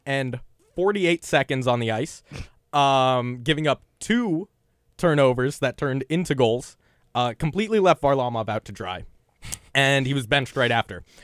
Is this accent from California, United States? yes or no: yes; Los Angeles, California, United States; I'm from Los Angeles